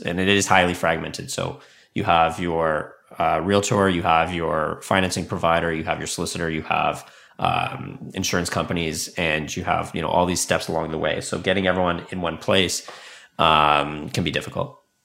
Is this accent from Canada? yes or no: yes; Canada; also born or lived in Silicon Valley, United States; I'm from Canada, but I spent five years in Silicon Valley